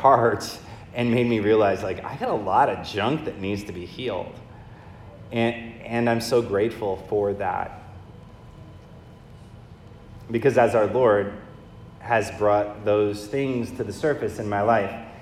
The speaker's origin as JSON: {"language": "English", "region": "Michigan", "country": "United States", "tie": "born or raised there", "said": "I grew up in Michigan, and my father is an Irish immigrant"}